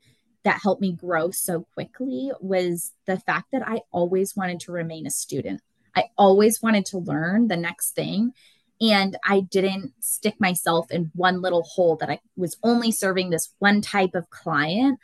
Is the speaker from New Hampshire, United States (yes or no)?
yes; Concord, New Hampshire, United States; I grew up in Concord, New Hampshire, been here my whole life, never plan on leaving.